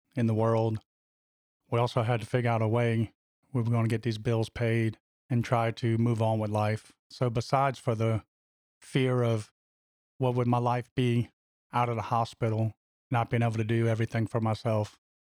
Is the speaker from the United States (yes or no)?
yes; Louisiana, United States; my home state of Louisiana